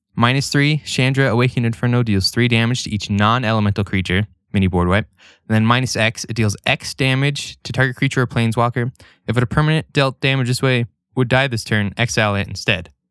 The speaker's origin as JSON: {"language": "English", "town": "Idaho Falls", "region": "Idaho", "country": "United States", "tie": "born or raised there", "said": "where we grew up in Idaho Falls."}